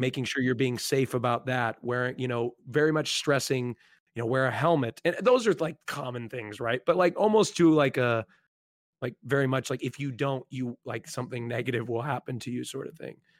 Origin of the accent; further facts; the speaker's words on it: Oregon, United States; I grew up, um, in, I don't, I, I don't, the geographical stuff is, like, irrelevant, but on the West Coast, Oregon